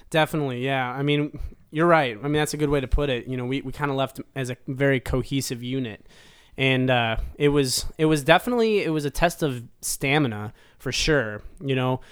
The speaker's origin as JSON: {"language": "English", "town": "Cleveland", "region": "Ohio", "country": "United States", "tie": "born or raised there", "moved": "yes", "lives_now": "Nashville, United States"}